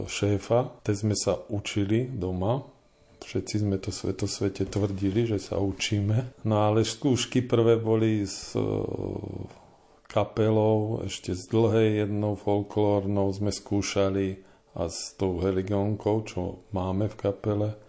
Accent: Žilina Region, Slovakia; now in Poruba, Slovakia; keďže pochádzam z Turca a tuto som len pristahovalec

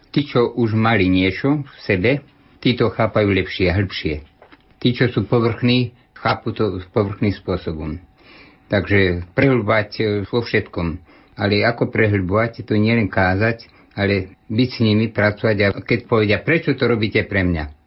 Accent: Slovakia; moved away as an adult; also born or lived in Haiti; ja som odišiel zo Slovenska prejsť cez železnú oponu vtedy

